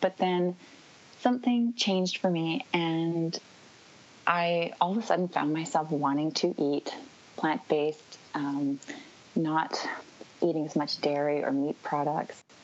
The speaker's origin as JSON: {"language": "English", "town": "North Vancouver", "region": "British Columbia", "country": "Canada", "tie": "born or raised there", "moved": "as an adult", "lives_now": "Vancouver Island, Canada", "said": "I grew up in uh, North Vancouver. I was born and raised, uh, and I actually moved to Vancouver Island, which is where I'm located right now"}